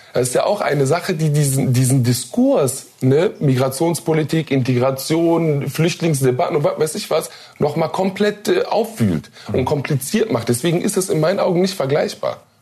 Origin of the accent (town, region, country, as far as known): Duisburg, North Rhine-Westphalia, Germany; born or raised there